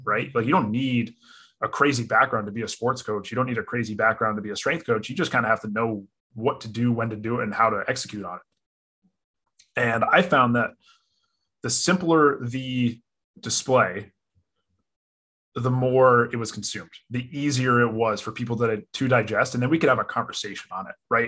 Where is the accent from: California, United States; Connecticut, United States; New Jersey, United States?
Connecticut, United States; I grew up in Connecticut, local.